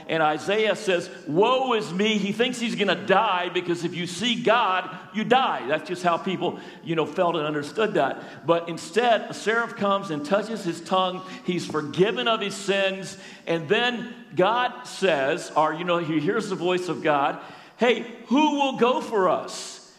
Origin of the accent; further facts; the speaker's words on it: Florida, United States; moved away; also born or lived in California; I grew up in Florida and spent almost 20 years in California